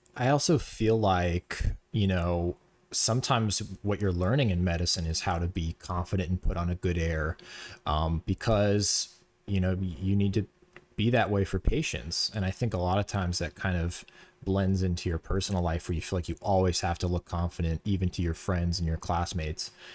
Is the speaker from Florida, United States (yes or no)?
yes; Florida, United States; moved away as an adult; now in New York, United States; we're both from Florida, um, and we kinda grew up in the same area, went to the same high school